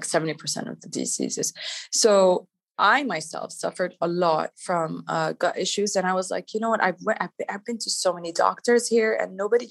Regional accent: Canada; moved away as an adult; also born or lived in Palestine (ancestry); now in Dubai, United Arab Emirates; I'm of Palestinian origin. I grew up in Canada with four siblings in the family

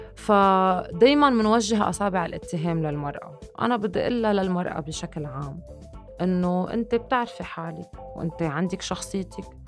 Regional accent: Lebanon; عم بحكي كلبنانيه تحديدا

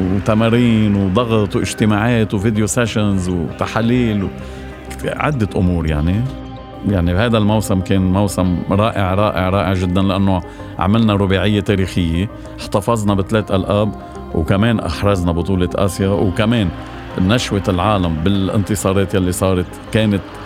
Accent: Lebanon; وأنا كمواطن لبناني

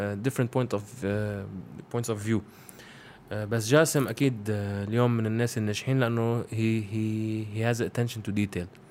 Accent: Lebanon; انا بفتخر اني لبناني

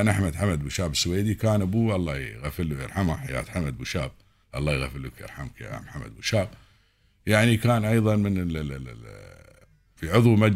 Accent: United Arab Emirates

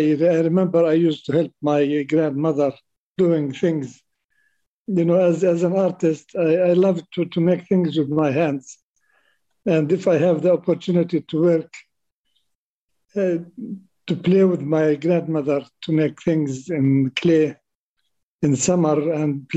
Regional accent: Birzeit, West Bank, Palestine; I spent my childhood around Bir Zeit. Bir Zeit was a small town, Christian and Muslim town

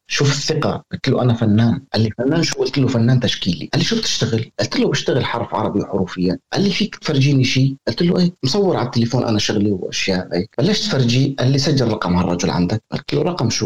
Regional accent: Syria; moved away; انا كسوري

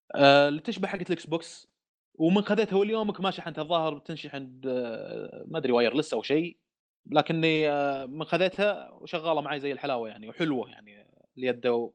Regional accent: Saudi Arabia; عندنا في السعوديه

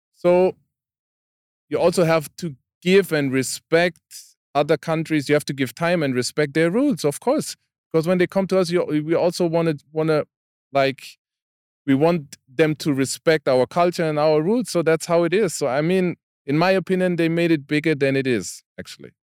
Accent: Karlsruhe, Baden-Württemberg, Germany; English is a second language; I, I'm from Karlsruhe, that city

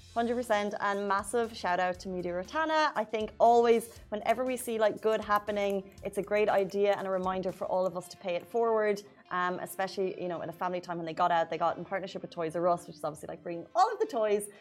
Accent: Ireland; now in UAE; I'm Irish

